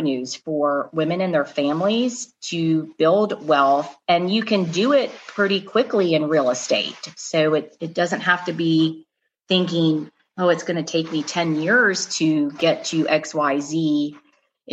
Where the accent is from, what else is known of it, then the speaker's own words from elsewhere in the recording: Atlanta, Georgia, United States; my hometown is here in Atlanta, Russ. I grew up here